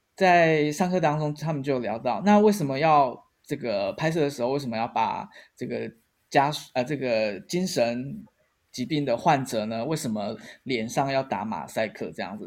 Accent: Taiwan; 我们台湾人

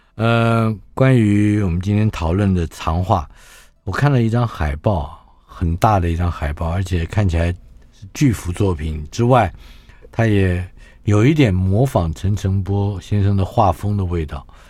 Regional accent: Taiwan; 像我们台湾人的居住环境里面街坊邻居

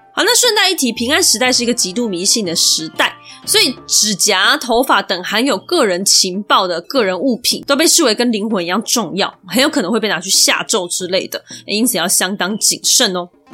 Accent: Taiwan; 我们台湾人

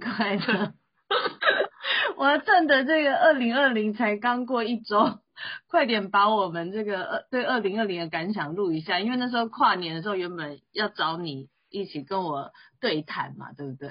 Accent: Taiwan; 我觉得今年其实对台湾人还蛮特别的哈

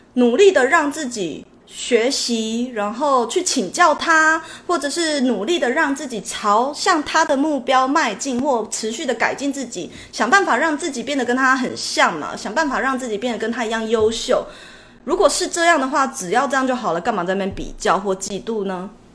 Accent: Taiwan; 我们台湾人

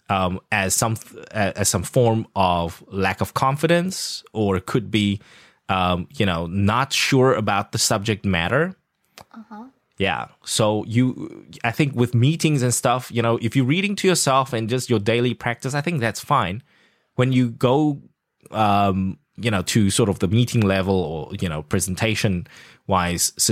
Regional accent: South Africa; accent: South African; Yeah, I actually lost my South African accent. I had to adapt it to the CNN

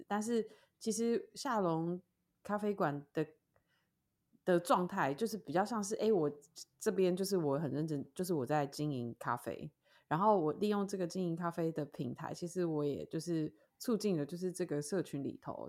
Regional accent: Taoyuan, Taiwan; 我们桃园人不会想说我要在桃园看爵士乐

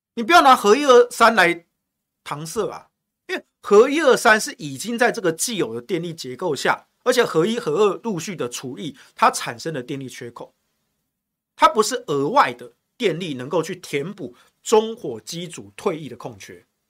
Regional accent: Taichung, Taiwan; 我们台中人

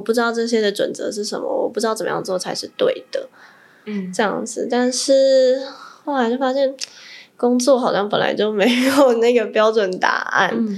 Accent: Taipei, Taiwan; also born or lived in Tainan; 我是，我是台北人

